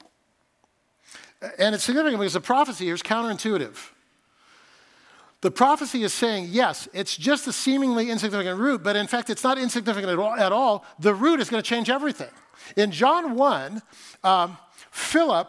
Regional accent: Fresno, California, United States; moved away; I grew up in Fresno, which is gross

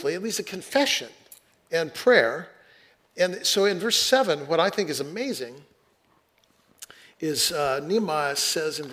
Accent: Fresno, California, United States; now in Seattle, United States; I grew up in Fresno, California, and in the middle of the city

